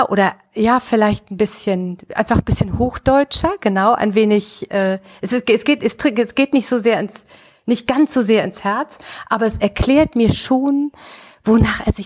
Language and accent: German; Düsseldorf, North Rhine-Westphalia, Germany; in Düsseldorf, ihr Lieben, in meiner Heimatstadt 1856